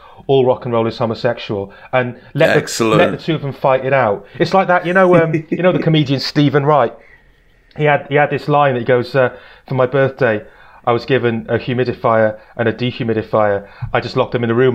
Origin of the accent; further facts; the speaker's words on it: Barry, Wales, United Kingdom; also born or lived in Cardiff; my hometown of Barry